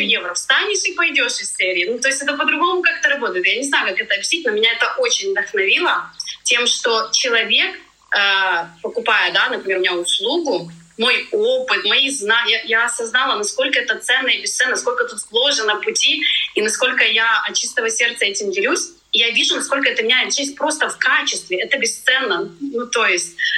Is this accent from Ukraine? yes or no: yes; Ukraine; moved away as an adult; now in Tenerife, Spain; Я из Украины